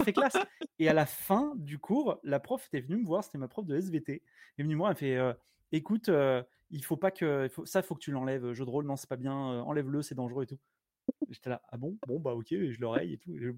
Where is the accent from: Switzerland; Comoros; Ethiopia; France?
France; Blois, Centre-Val de Loire; moved away as an adult; also born or lived in Montauban / Toulouse; now in Ireland; Je suis né à Montauban, mais j'ai vécu à Blois parce que mes parents sont profs.